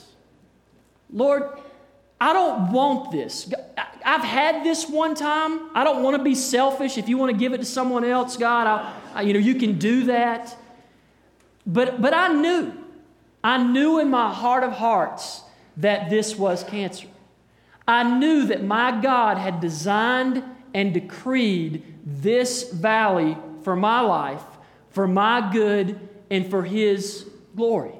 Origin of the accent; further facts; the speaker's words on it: Hendersonville, United States; I grew up in Hendersonville